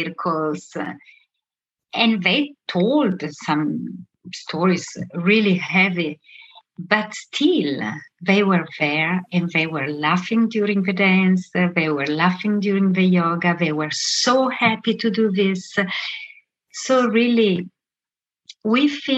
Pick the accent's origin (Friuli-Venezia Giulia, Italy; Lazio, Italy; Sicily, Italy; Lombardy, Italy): Lombardy, Italy; Milan; moved away as an adult; also born or lived in Venezuela; I come from Milan